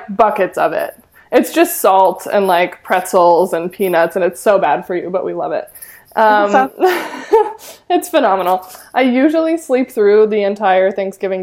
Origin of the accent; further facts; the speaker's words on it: Ithaca, New York, United States; I was born in Ithaca, which is not too far from Buffalo